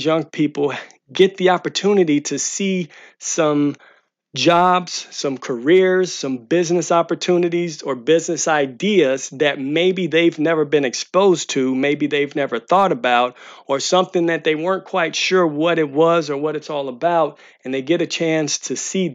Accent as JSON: {"language": "English", "town": "St. Louis", "region": "Missouri", "country": "United States", "tie": "born or raised there", "moved": "yes", "said": "St. Louis, Missouri, which is my hometown"}